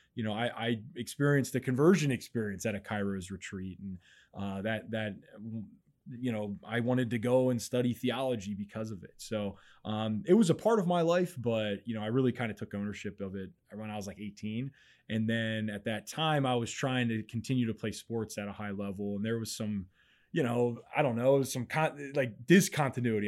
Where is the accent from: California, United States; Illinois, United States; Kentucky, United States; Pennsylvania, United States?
Pennsylvania, United States; Mechanicsburg; I grew up in Mechanicsburg, Pennsylvania